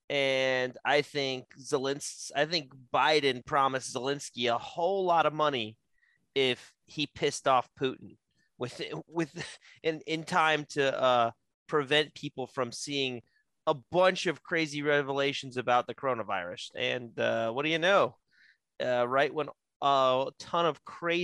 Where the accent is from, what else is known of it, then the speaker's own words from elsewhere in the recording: West Virginia, United States; I'm West Virginian, and we have a long, deep rooted history in West Virginia